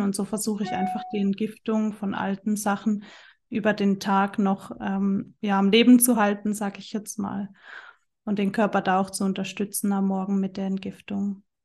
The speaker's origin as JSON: {"language": "German", "country": "Germany", "also_born_or_lived": "Central Switzerland", "moved": "yes", "lives_now": "Switzerland", "said": "ich wohne in der Zentralschweiz, komme aber ursprünglich aus Deutschland"}